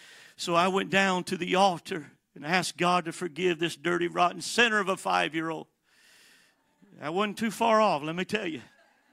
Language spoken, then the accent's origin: English; San Bernardino, California, United States; also born or lived in Miami; I was born in Miami, Florida, but we had family here in San Bernardino, California. So shortly after I was born, we made the trek all the way from Miami to San Bernardino, and there we lived a short time